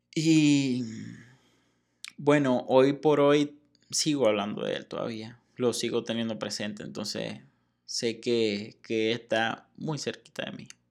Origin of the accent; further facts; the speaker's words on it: Venezuela; moved away as an adult; now in Mexico; desde el día en que salí de Venezuela